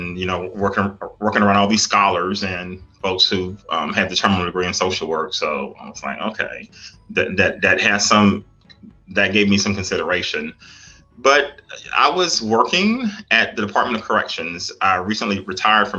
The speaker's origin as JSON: {"language": "English", "town": "Darlington", "region": "South Carolina", "country": "United States", "said": "I'm originally from South Carolina, Darlington, South Carolina."}